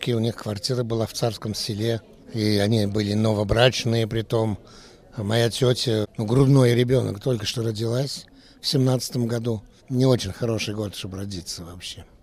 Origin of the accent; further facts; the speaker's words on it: France; born there; Так что вот и устроились во Франции, я родился во Франции.